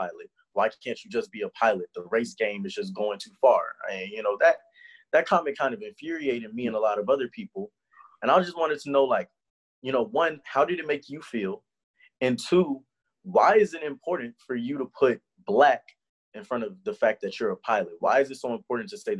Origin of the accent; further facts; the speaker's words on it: Houston, Texas, United States; moved away as an adult; also born or lived in Nashville, Tennessee; I'm from Houston